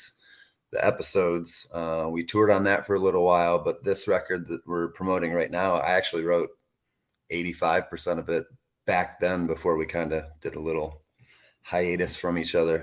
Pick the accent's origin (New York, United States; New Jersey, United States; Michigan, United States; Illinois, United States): Michigan, United States; We're from Michigan, the East Coast.